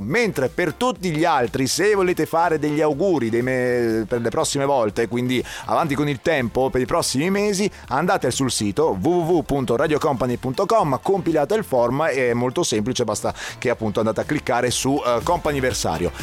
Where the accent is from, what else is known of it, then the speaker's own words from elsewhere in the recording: Palermo, Sicily, Italy; accent: Sicilian; now in Padua, Italy; Io sono di Palermo, ma vivo a Padova.